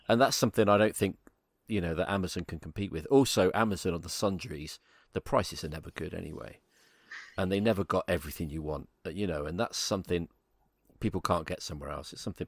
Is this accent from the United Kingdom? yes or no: yes; United Kingdom; I'm British